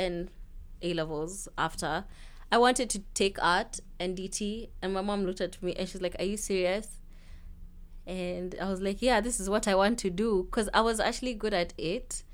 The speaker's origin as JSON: {"language": "English", "country": "Kenya", "moved": "as an adult", "lives_now": "Melbourne, Australia", "said": "Being Kenyan"}